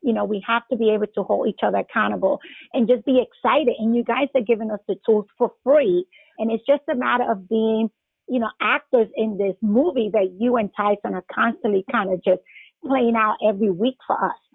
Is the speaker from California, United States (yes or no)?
no; New York, United States; moved away as an adult; now in Atlanta, United States; I'm originally from New York, practiced there a couple of years, then came here